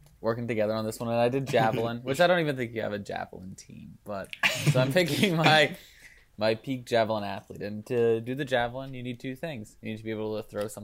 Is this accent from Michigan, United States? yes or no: no; Pennsylvania, United States; born or raised there